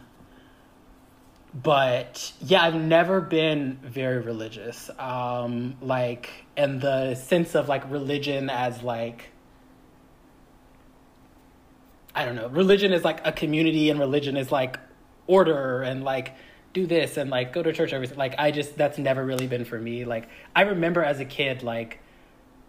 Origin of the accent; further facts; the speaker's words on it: Atlanta, Georgia, United States; growing up in Atlanta